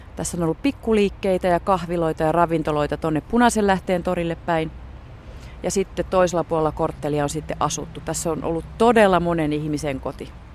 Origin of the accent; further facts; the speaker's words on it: Helsinki, Uusimaa, Finland; mun kotikaupunkini Helsinki